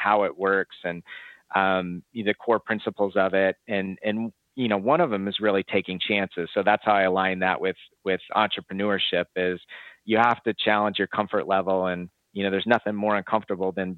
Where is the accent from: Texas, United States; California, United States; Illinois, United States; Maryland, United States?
Illinois, United States; Chicago; moved away as an adult; also born or lived in Arizona; I'm originally from Chicago.